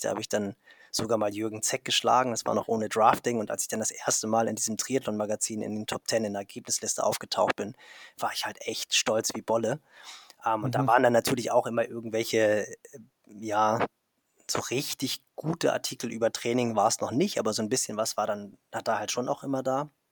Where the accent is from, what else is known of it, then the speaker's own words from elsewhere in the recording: Kiel, Schleswig-Holstein, Germany; als Kieler, also viel nördlicher geht es ja gar nicht